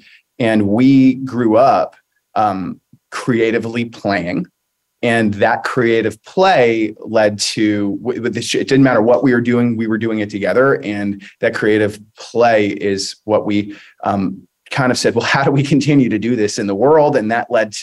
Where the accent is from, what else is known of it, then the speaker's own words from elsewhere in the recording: Hunterdon County, New Jersey, United States; So I grew up in beautiful Hunterdon County, New Jersey